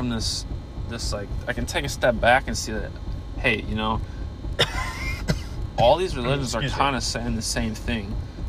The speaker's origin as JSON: {"language": "English", "country": "United States", "tie": "born or raised there", "said": "me being Christian I'm only Christian because I was born in the United States."}